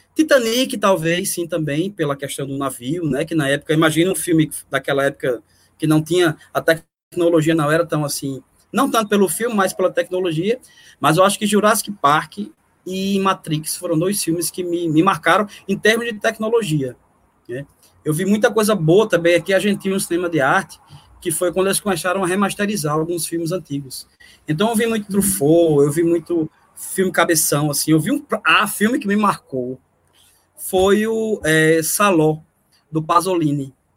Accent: Northeast Brazil, Brazil; Eu, como nordestino

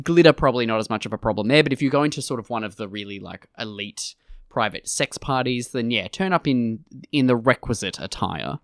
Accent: Australia

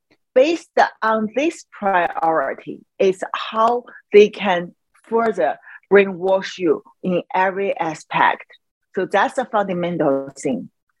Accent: China; English is a second language; moved away; In China, when we really want to talk about religion, I mean, you can talk in certain level. What I mean is before I leave Chi

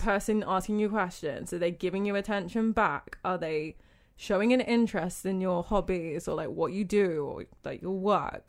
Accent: United Kingdom; moved away as an adult; also born or lived in Jamaica; now in Abu Dhabi, United Arab Emirates; I'm British, but I'm half Jamaican

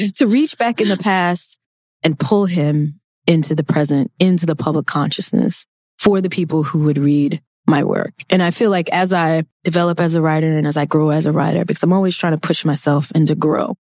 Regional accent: Mississippi, United States; I grew up in Mississippi. I took Mississippi history.

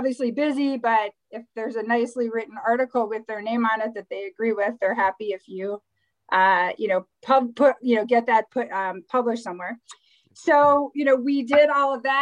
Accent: Midwest, United States; I'm from the Midwest

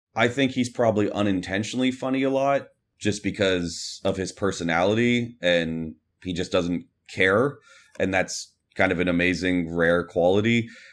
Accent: Kansas City, Missouri, United States; I grew up in Kansas City

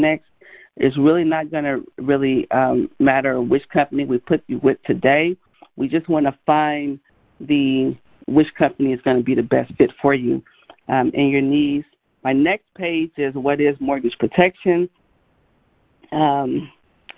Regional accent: Gary, Indiana, United States; I grew up in Gary, Indiana

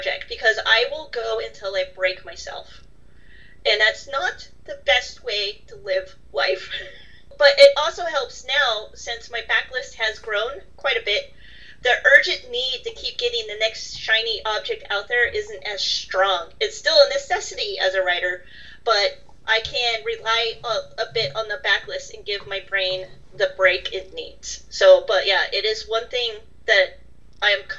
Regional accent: United States; now in London, United Kingdom; as an American

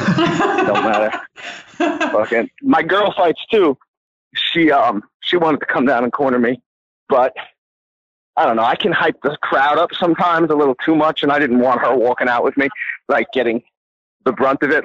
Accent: Long Island, New York, United States; also born or lived in New Jersey; now in Long Island, United States; I grew up in Long Island, and then I moved to New Jersey for a little while

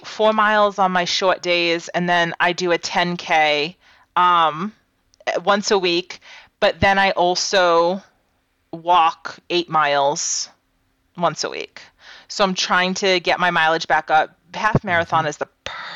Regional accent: Massachusetts, United States; growing up in Massachusetts, I did a lot of cold weather camping

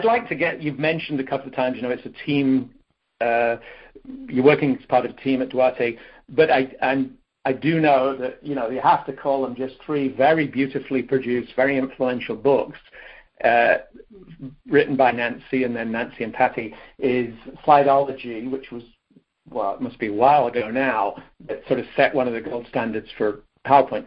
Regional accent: United Kingdom; moved away as an adult; now in United States; as a British person who's lived in the States for 40 years

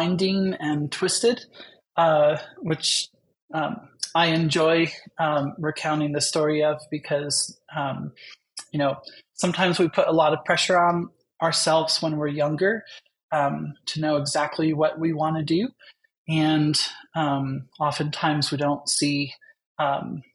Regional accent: New Jersey, United States; I grew up in New Jersey.

